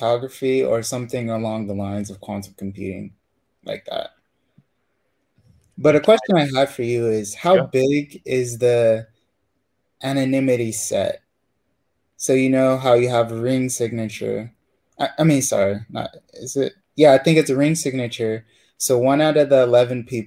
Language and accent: English; California, United States; I'm from California, but my tribe's in Oklahoma